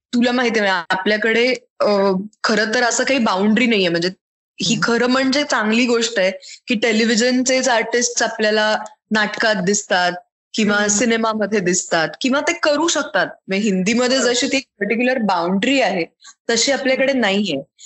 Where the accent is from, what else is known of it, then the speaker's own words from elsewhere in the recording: Mumbai, Maharashtra, India; मी मुंबईत लहानाची मोठी झाले दादर मध्ये अगदी म्हणजे कोर हार्ट ऑफ मुंबई